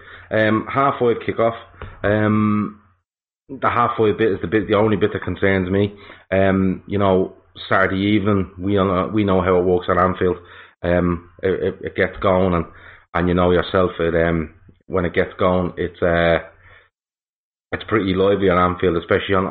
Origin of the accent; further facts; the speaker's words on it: Ireland; as an Irishman